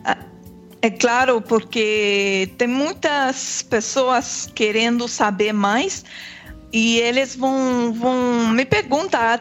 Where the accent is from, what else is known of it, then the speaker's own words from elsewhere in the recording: Quebec, Canada; Portuguese is a second language; also born or lived in Germany; sou aqui do Quebec